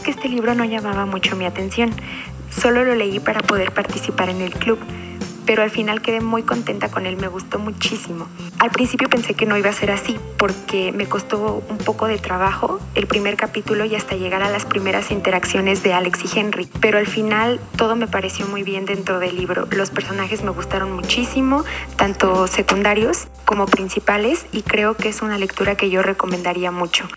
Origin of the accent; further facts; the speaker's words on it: Lima, Peru; soy de Perú, Lima